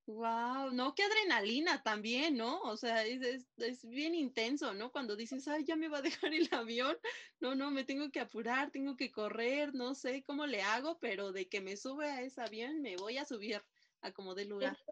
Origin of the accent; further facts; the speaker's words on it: Mexico; los mexicanos